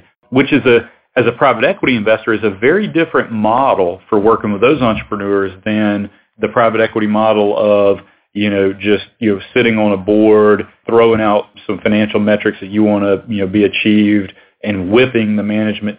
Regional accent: Alabama, United States; I'm originally from Alabama, went to school in Tuscaloosa at the university, and started my career in Birmingham

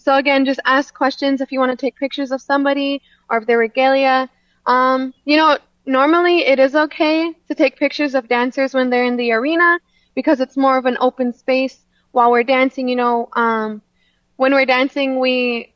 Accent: Lac du Flambeau, Wisconsin, United States; also born or lived in Sisseton, South Dakota; I'm Bear Clan from Lac de Flambeau, Wisconsin.

